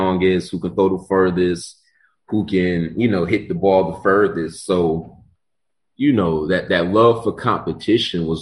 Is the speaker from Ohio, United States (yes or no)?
yes; Warrensville Heights, Ohio, United States; I'm originally from Warrensville Heights, Ohio.